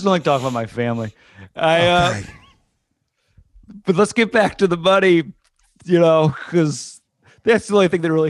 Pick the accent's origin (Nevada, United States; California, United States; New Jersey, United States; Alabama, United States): New Jersey, United States; Oh, I grew up in Barta Brands, New